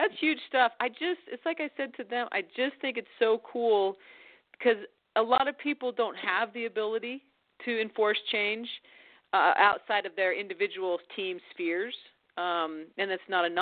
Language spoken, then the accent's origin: English; Arizona, United States; I grew up in Arizona